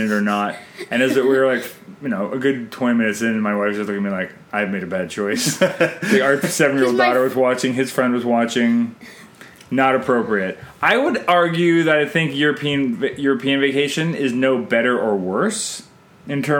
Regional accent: Canada; I'm Canadian filmmaker

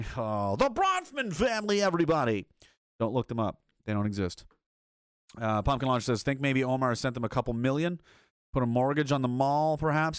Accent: rural Nova Scotia, Canada; also born or lived in Saskatoon; fishing towns of, uh, you know, rural Nova Scotia

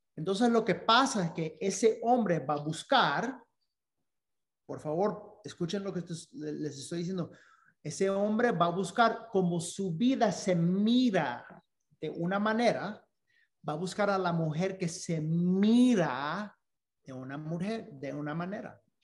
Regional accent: Dominican Republic; Spanish is a second language; siendo dominicanos

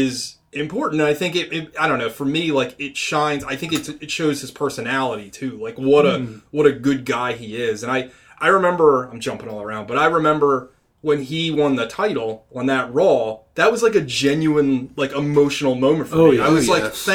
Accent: United States; I grew up in the sticks. I grew up in Carroll County mostly

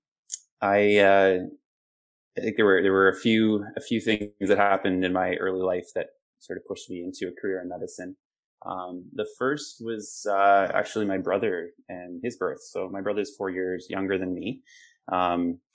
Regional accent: Southern Ontario, Canada; moved away as an adult; also born or lived in British Columbia; I grew up in Southern Ontario

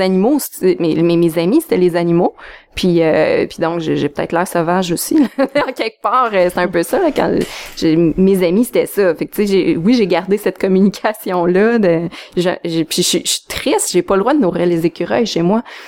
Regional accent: Abitibi, Quebec, Canada; moved away as an adult; also born or lived in Montreal; je viens de l'Abitibi

